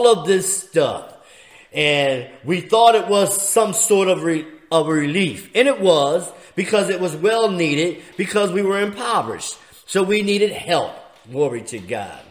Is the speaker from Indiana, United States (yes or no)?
no; Philadelphia, Pennsylvania, United States; I'm from Philly